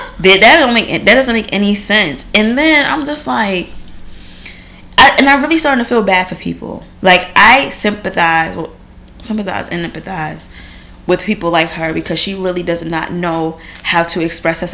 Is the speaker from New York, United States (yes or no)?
yes; New York, United States; I'm from New York too, and I don't speak like